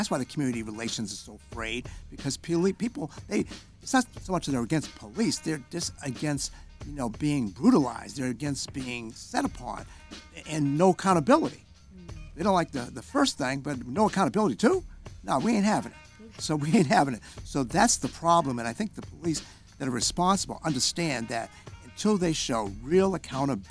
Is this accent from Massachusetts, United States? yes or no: yes; Boston, Massachusetts, United States; moved away as an adult; now in Rhode Island, United States; I'm originally from Boston. I've been in Rhode Island 32 years